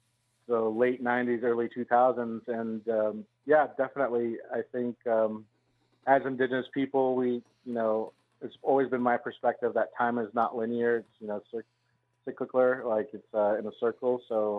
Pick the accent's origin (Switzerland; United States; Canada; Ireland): United States; Santa Fe, New Mexico; I grew up in Santa Fe. I was one of the few people that can say that I was born there.